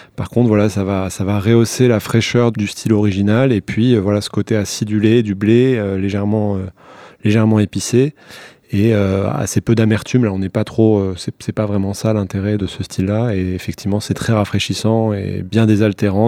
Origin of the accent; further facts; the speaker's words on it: Bordeaux, Nouvelle-Aquitaine, France; also born or lived in United States; now in Paris, France; nous on est de Bordeaux